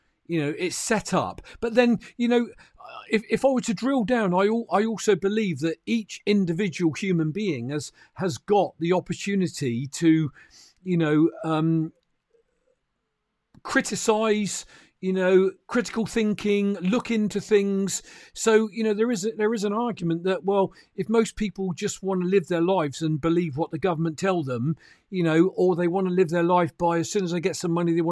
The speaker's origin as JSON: {"language": "English", "country": "United Kingdom", "said": "as a Brit"}